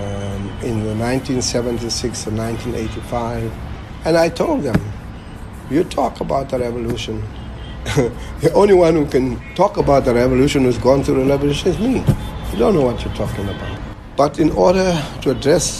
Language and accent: English; Eastern Cape, South Africa; I come from the Eastern Cape